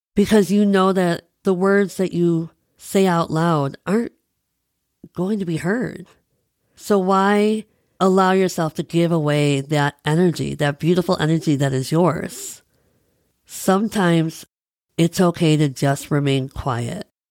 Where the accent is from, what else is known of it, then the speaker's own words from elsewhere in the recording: Midwest, United States; I'm a Midwesterner